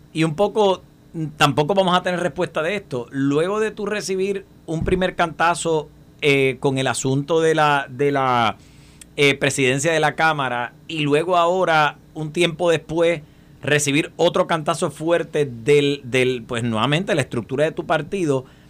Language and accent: Spanish; Puerto Rico; nosotros como puertorriqueños